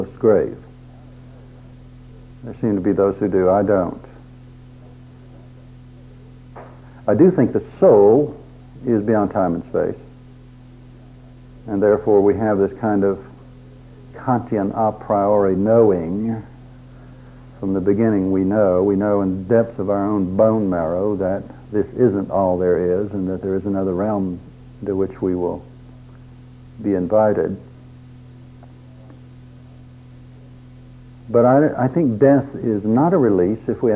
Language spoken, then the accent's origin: English; Drumright, Oklahoma, United States; I grew up in a small town in Oklahoma